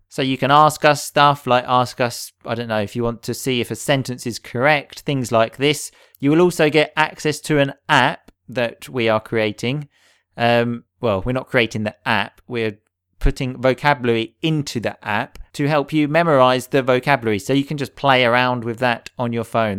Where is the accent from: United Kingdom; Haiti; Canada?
United Kingdom; England; I grew up in England